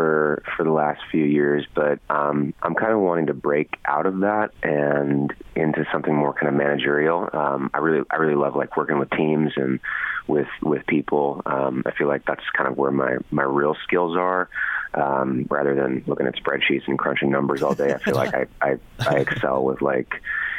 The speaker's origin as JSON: {"language": "English", "town": "Kettering", "region": "East Midlands", "country": "United Kingdom", "said": "I'm from Kettering."}